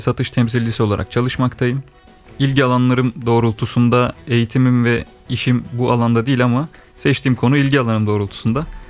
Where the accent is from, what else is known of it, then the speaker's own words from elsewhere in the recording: Ankara, Turkey; also born or lived in Eskişehir; Ankara doğumluyum.